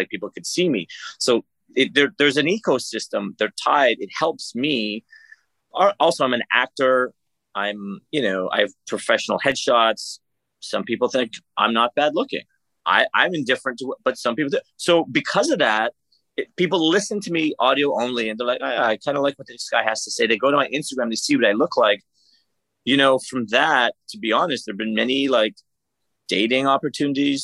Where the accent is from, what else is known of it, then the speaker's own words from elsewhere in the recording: Canada; I'm from Canada